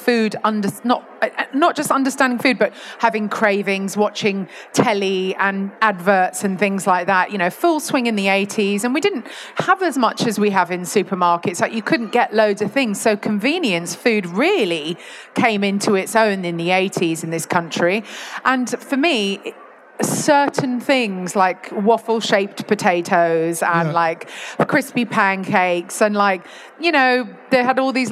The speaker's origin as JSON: {"language": "English", "region": "London", "country": "United Kingdom", "tie": "born or raised there", "moved": "as an adult", "lives_now": "Yorkshire, United Kingdom", "said": "I was raised in London and only lived in London until about 2018"}